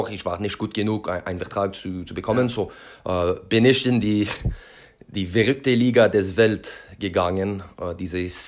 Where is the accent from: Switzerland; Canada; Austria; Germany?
Canada; Quebec; German is a second language; das erinnert mich an, an meine Heimat ähm, in Quebec.